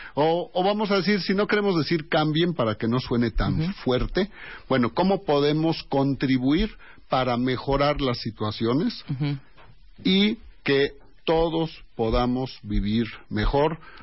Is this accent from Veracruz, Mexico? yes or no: no; Mexico City, Mexico; somos una sociedad muy diferente al resto de nuestro país. Todos somos mexicanos